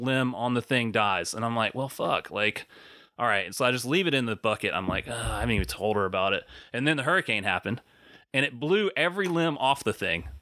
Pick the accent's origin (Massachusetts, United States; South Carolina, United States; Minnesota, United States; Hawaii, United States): South Carolina, United States; where I grew up in South Carolina